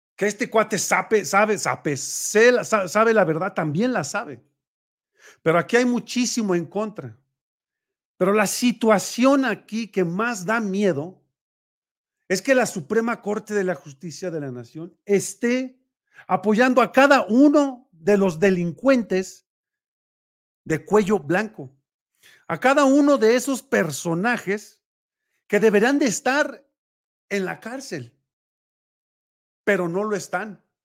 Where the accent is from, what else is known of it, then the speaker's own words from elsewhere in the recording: Mexico; como mexicanos